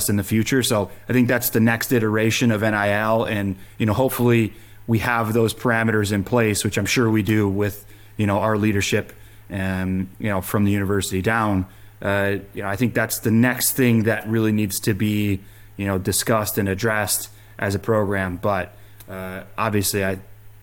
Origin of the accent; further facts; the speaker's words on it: Big Ten country, Midwest, United States; growing up in Big Ten country